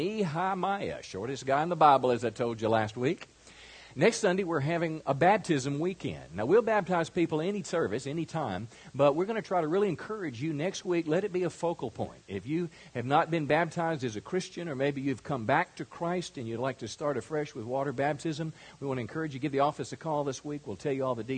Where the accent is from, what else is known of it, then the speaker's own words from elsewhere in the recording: rural Mississippi, United States; moved away; I was raised in rural Mississippi in an area so small it didn't even have